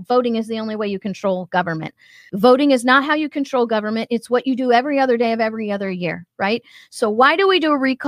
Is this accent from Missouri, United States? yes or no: yes; Missouri, United States; When I was growing up in Missouri